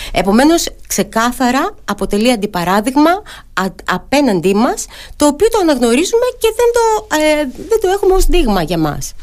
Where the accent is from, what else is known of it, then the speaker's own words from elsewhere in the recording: Ano Chersonisos, Crete, Greece; στο χωριό μου στην Πάνω Χερσόνησο